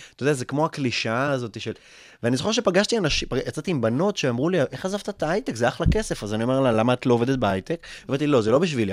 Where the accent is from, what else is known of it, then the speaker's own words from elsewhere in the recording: Kfar Saba, Central District, Israel; also born or lived in Russia; מאוד נהניתי לגדול בכפר סבא